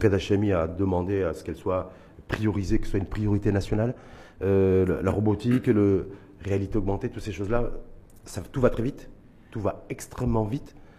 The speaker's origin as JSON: {"language": "French", "country": "Morocco", "said": "chez nous, au Maroc"}